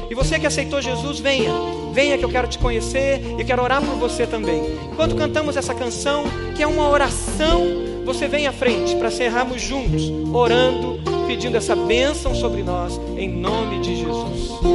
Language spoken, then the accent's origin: Portuguese; Brazil; nossa cultura brasileira